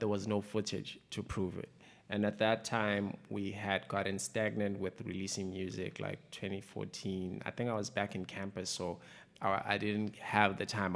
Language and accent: English; Umzimkhulu, KwaZulu-Natal, South Africa; also born or lived in Eastern Cape; I grew up in Mzimkhulu for the most part